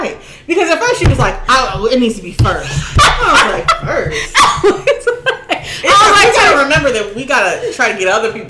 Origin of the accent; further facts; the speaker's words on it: St. Louis, Missouri, United States; moved away; I'm going home. St. Louis.